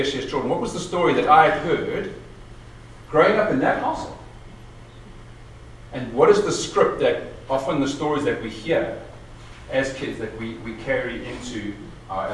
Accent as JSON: {"language": "English", "town": "Pretoria", "region": "Gauteng", "country": "South Africa", "tie": "born or raised there", "said": "I grew up in Pretoria during the 70s and 80s"}